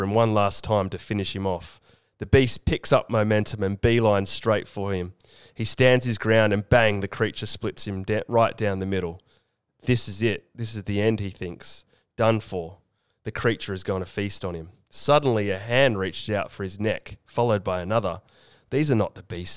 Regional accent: New Jersey, United States; I've got New Jersey roots

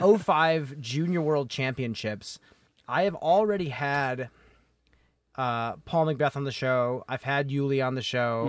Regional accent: Chicago suburbs, Illinois, United States; I grew up in the Chicago suburbs

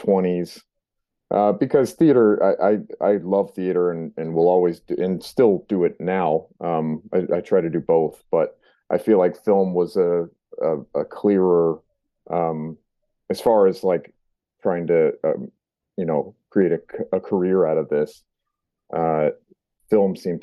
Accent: California, United States; moved away as an adult; now in New England, United States; I grew up in California and moved out here when I was 18

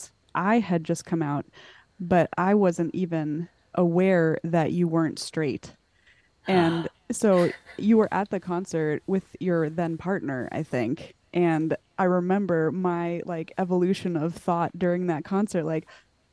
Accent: Arkansas, United States; moved away; also born or lived in Austin, Texas; I remember going from that little small town in Arkansas to the big city Austin

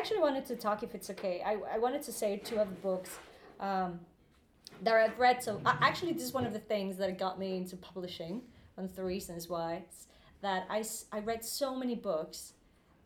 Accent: Guadalajara, Jalisco, Mexico; English is a second language; moved away as an adult; now in London, United Kingdom; my hometown, which is Guadalajara in Mexico

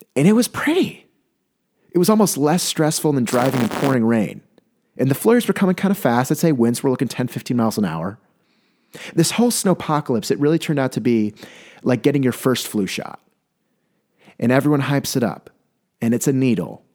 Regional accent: California, United States; moved away; I'm from California.

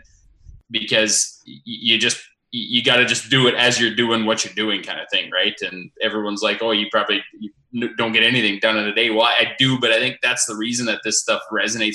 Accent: Foam Lake, Saskatchewan, Canada; I grew up on the Foam Lake Community Pasture.

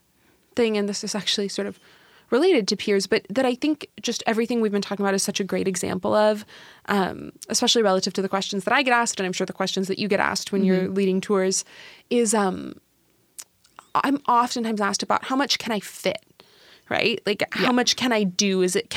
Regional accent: Washington, United States; because I'm from Washington. I'm from like 45 minutes away.

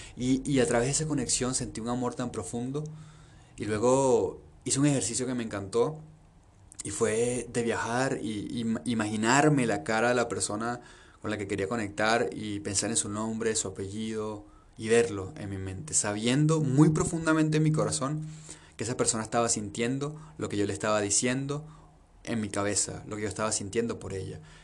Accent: Venezuela; now in Peru; aunque haya nacido en Venezuela aunque mi papá y mi mamá estén en Venezuela

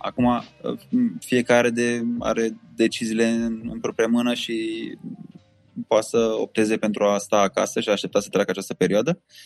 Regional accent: Romania; noi ca și români

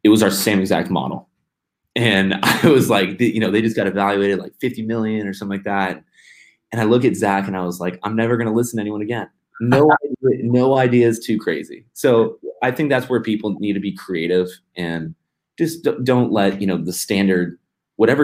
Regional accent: United States; being an American

